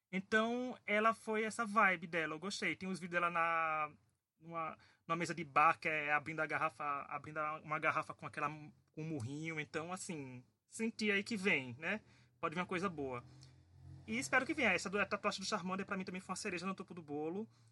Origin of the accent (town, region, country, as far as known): Paraíba, Brazil